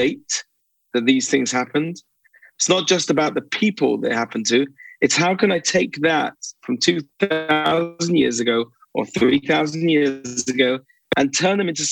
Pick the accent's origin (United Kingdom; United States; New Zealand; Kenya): United Kingdom; accent: British; moved away as an adult; now in Israel; I grew up in Britain, and I moved to Israel when I was 18.